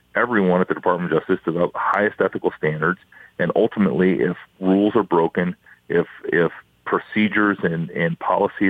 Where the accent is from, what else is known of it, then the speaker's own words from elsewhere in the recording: Iowa, United States; I'm from Iowa